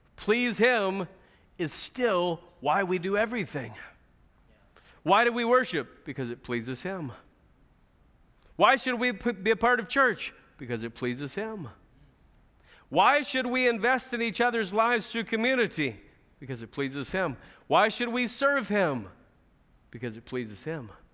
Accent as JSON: {"language": "English", "country": "United States", "said": "as American Christians"}